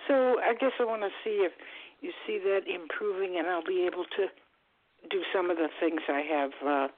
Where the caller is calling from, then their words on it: Florida, United States; I'm calling from Florida.